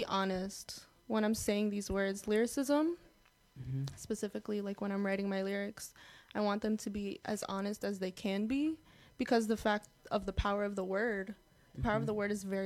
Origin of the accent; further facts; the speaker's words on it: United States; being Arab American